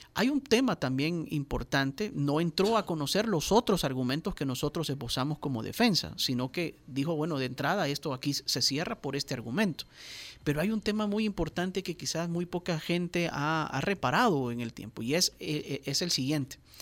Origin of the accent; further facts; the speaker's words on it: El Salvador; nosotros como salvadoreños